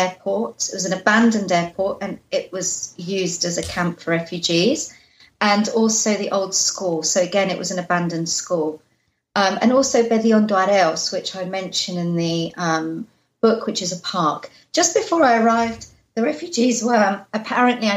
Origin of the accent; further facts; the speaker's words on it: London, United Kingdom; I was born in London after the war